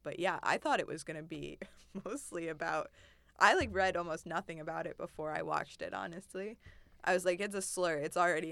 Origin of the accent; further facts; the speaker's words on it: United States; my mother is from Lebanon, my dad's from Syria, but I grew up in the States